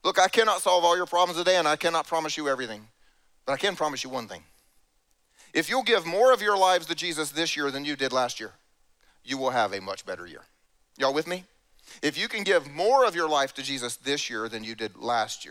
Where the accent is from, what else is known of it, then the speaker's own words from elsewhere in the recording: South Carolina, United States; I grew up in South Carolina. This is where I'm from